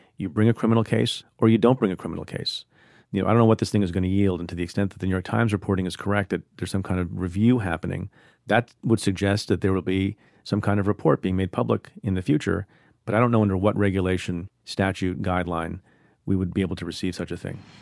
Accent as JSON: {"language": "English", "country": "India", "tie": "born or raised there", "moved": "yes", "lives_now": "United States", "said": "I was born in India"}